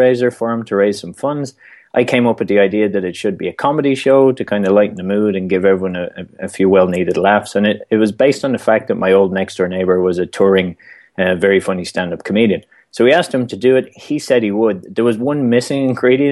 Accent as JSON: {"language": "English", "town": "Dublin", "region": "Leinster", "country": "Ireland", "tie": "born or raised there", "moved": "as an adult", "lives_now": "United States", "said": "I came to the U.S. originally from Ireland, born and raised in Dublin, and moved to the U.S. working with the Irish government"}